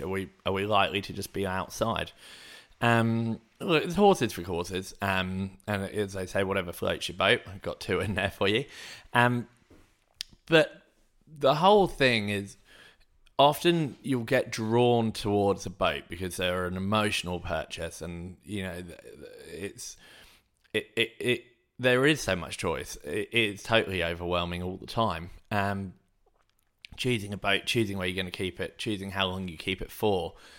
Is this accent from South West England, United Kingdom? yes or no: no; Hayling Island, South East England, United Kingdom; moved away; where I grew up on Hailing Island